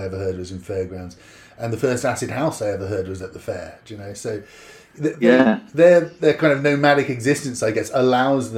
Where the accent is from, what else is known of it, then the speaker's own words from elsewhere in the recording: Oxfordshire, South East England, United Kingdom; I was growing up in a market town in Oxfordshire